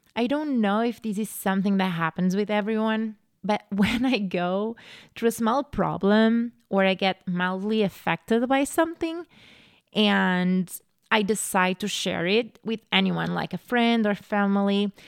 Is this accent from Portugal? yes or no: yes; Portugal; moved away as an adult; now in United States; I'm from Portugal. So I grew up in Portugal.